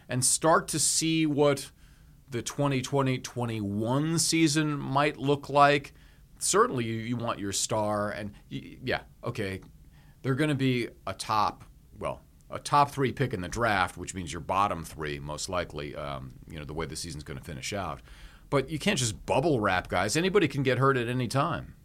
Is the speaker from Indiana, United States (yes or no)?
no; Hawaii, United States; I grew up in Hawaii